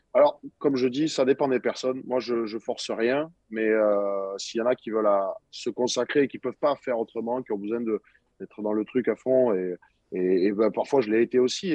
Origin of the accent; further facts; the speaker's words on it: Montpellier, Occitania, France; je suis dans ma ville natale, moi ici à Montpellier, donc j'ai jamais bougé de Montpellier